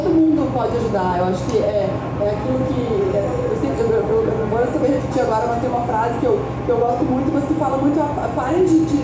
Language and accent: Portuguese; Brazil; Eu sou brasileira